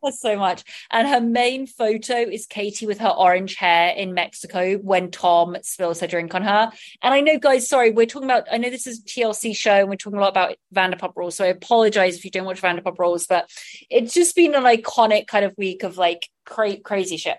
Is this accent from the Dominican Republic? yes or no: no; England, United Kingdom; moved away as an adult; now in Los Angeles, United States; I did grow up loving being in England, loving being English, but also wanting to be in America